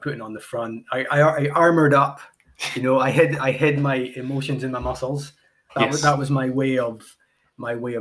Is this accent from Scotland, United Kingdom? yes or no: yes; Highlands of Scotland, United Kingdom; I'm from the Highlands of Scotland, where we're a little bit behind with a lot of these things